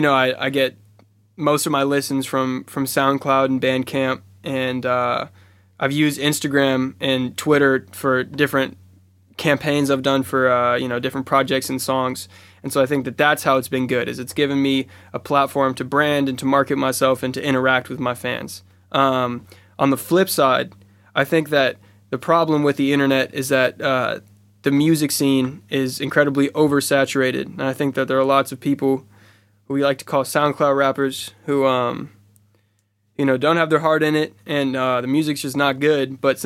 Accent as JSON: {"language": "English", "town": "Oakland", "region": "California", "country": "United States", "said": "I'm from Oakland, California, the Bay Area. It's a place of innovators and creators and rebels and people who have... change the way that we look at culture and we look at music and we look at art in general."}